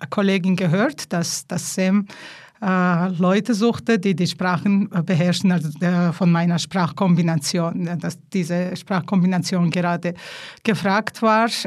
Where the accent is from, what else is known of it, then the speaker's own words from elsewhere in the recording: Georgia; first language Georgian; German is a second language; So, Georgisch ist eben meine Muttersprache. Von klein an musste ich Russisch lernen. Dann kam Deutsch und Italienisch.